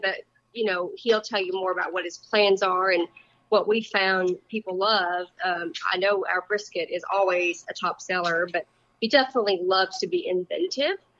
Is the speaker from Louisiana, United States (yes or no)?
yes; Louisiana, United States; now in Wenatchee, United States; I was raised in Louisiana